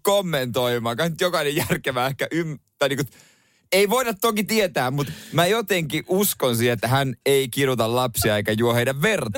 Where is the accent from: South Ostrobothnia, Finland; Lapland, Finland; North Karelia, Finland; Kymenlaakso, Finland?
South Ostrobothnia, Finland; Seinäjoki; itse on Seinäjältä